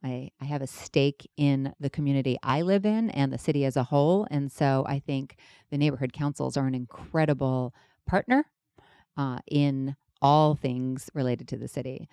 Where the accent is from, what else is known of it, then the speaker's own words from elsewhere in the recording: London, United Kingdom; now in Los Angeles, United States; I was born in London, England.